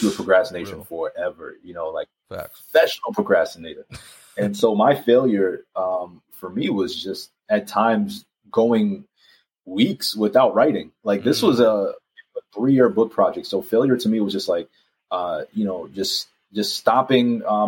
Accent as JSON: {"language": "English", "region": "New York", "country": "United States", "tie": "born or raised there", "moved": "yes", "said": "I love New York, born and raised in Harlem"}